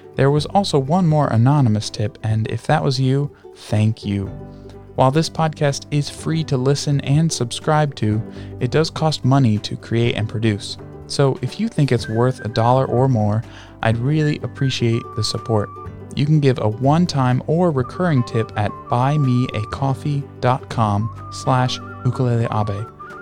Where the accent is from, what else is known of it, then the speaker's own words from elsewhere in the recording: United States; moved away; also born or lived in Louisiana / Connecticut; I grew up in Louisiana and Connecticut